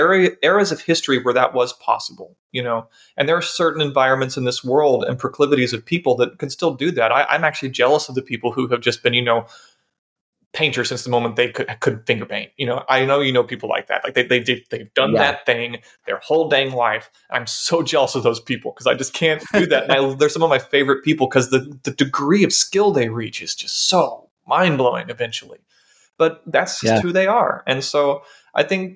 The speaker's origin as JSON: {"language": "English", "country": "United States", "said": "as an American"}